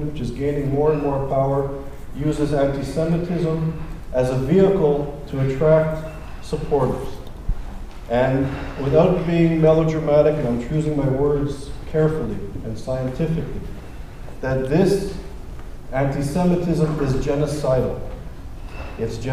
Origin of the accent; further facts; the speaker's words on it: Montreal, Quebec, Canada; moved away; I'm originally from Montreal, and I went to McGill as an undergraduate student